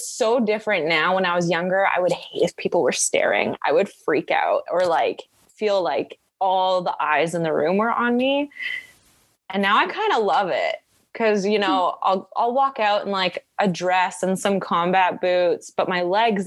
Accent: Edmonton, Alberta, Canada; I'm from Edmonton. Like, I grew up near Banff and Jasper

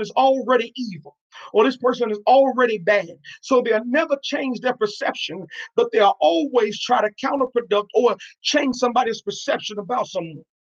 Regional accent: New York, United States; now in Arkansas, United States; I'm originally from New York

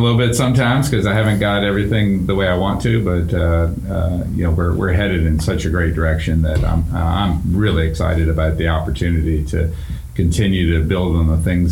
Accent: Virginia, United States; moved away as an adult; also born or lived in Pennsylvania; now in North Carolina, United States; I'm a Virginia, native Virginian

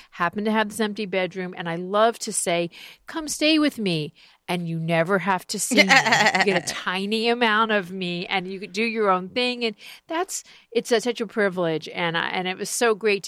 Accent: Miami Beach, Florida, United States; my hometown of Miami Beach

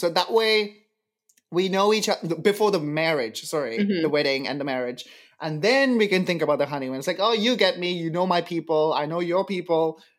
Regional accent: India; now in Canada

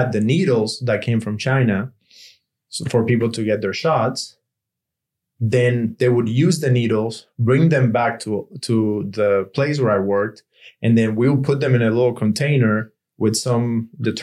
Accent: Cuba; English is a second language; moved away as an adult; now in United States; I'm from Cuba

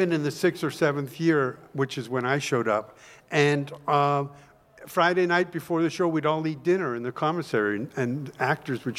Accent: Toronto, Ontario, Canada; moved away; I'm from Toronto

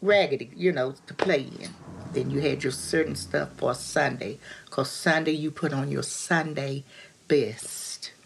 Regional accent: West Virginia, United States; my hometown in West Virginia

